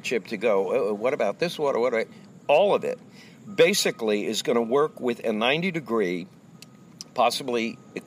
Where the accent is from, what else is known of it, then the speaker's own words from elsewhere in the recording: Long Island, New York, United States; also born or lived in Amityville, New York; I grew up in Long Island, New York